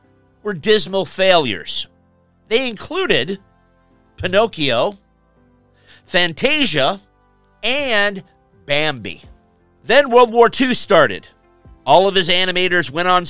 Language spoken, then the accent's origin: English; Chicago, Illinois, United States; my hometown of Chicago